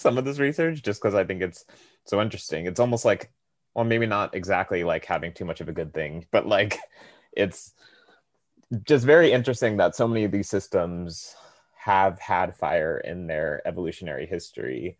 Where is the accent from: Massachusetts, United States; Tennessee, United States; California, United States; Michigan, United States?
California, United States; I'm originally from California